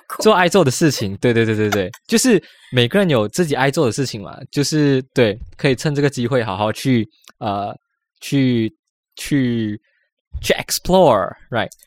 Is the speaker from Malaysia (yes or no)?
yes; Malaysia; 我们马来西亚的一些文化